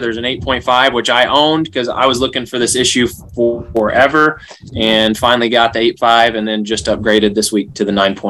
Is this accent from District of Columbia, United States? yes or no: no; Southern Illinois, United States; I'm from Southern Illinois.